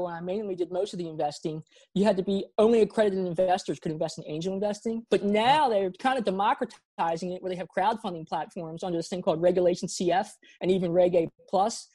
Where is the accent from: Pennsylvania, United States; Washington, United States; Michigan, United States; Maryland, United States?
Maryland, United States; Baltimore; also born or lived in South Korea; I grew up in Baltimore, Maryland.